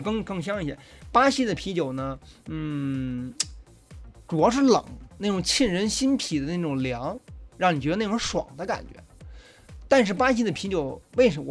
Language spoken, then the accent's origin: Chinese; China; also born or lived in Brazil; 我们中国人的这种肠胃和脾胃是比较虚弱的